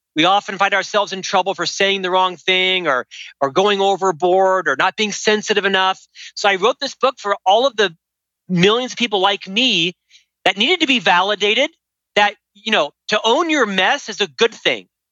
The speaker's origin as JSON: {"language": "English", "region": "Central Florida", "country": "United States", "tie": "born or raised there", "moved": "as an adult", "lives_now": "Park City, United States", "said": "I'm from Florida originally and moved to Salt Lake City, Park City, Utah about 25 years ago."}